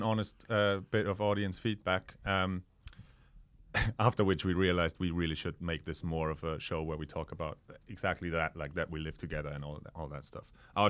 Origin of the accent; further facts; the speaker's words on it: Austria; moved away; I'm from Austria.